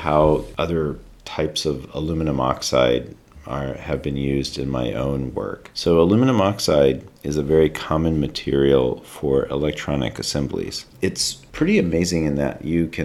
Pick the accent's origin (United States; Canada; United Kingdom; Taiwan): United States; North Carolina; I'm from North Carolina